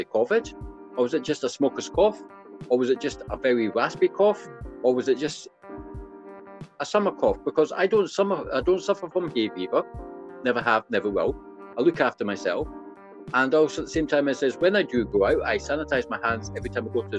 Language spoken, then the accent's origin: English; Scotland, United Kingdom; moved away; I booked my holiday for my annual visit back up to good old Scotland. You can't tell by my accent, but you can tell that.